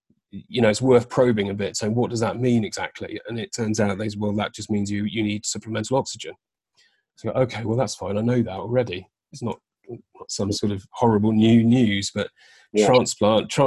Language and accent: English; Devon, South West England, United Kingdom; also born or lived in London; I moved from London, where I was living, back down to Devon, which is where my family are